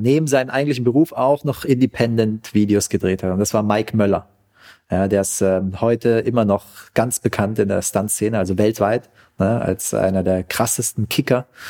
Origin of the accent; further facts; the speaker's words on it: Pforzheim, Baden-Württemberg, Germany; also born or lived in Vietnam; als ich wieder zurück in Pforzheim war, wo ich herkomme